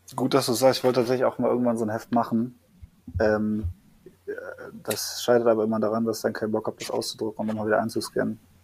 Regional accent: Düsseldorf, North Rhine-Westphalia, Germany; in Düsseldorf, also ich komme aus Düsseldorf

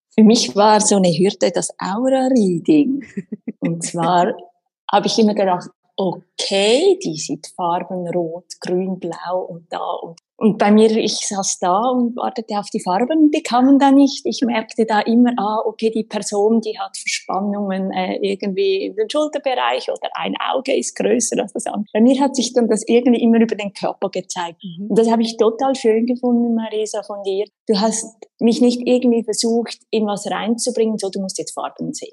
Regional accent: Winterthur, Zurich, Switzerland; Ich bin aus der Schweiz, aus Winterthur

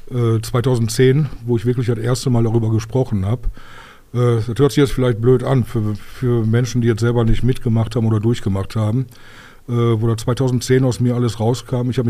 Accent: Bottrop, North Rhine-Westphalia, Germany; Ich bin Urbottropper, ich bin in Bottrop geboren. Bin mein, ja, eigentlich mein Leben lang hier gewesen.

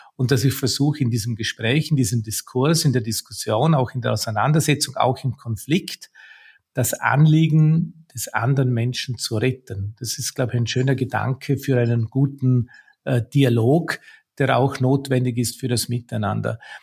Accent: Austria; bei uns in Österreich

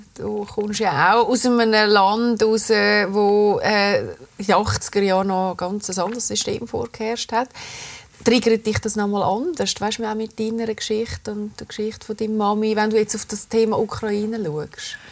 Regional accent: Switzerland; bei uns in der Schweiz

